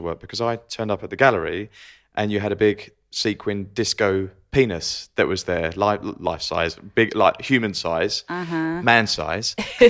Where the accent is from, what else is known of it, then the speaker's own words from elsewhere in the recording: Essex, East of England, United Kingdom; So I'm Essex, which is probably Jersey to New York